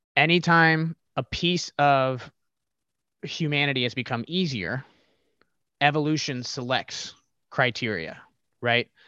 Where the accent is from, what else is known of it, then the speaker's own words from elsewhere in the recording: Ohio, United States; I grew up in the Midwest, uh, here in, in Ohio